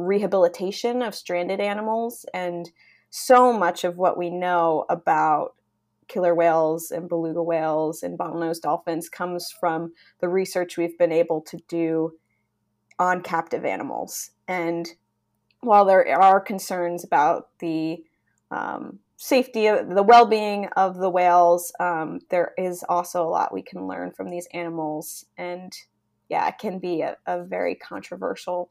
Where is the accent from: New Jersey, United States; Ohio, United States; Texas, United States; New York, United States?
New Jersey, United States; growing up in New Jersey, USA, I was often outside